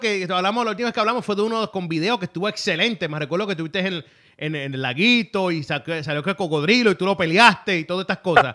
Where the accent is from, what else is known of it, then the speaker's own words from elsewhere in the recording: Puerto Rico; lo estoy diciendo como puertorriqueño